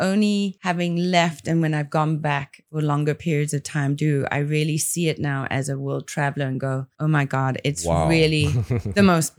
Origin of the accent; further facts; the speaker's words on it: Port Elizabeth, Eastern Cape, South Africa; also born or lived in Grahamstown; Well, always my heart belongs in the Eastern Cape. So living in Port Elizabeth, being in Grahamstown, for me, those were like the highlights.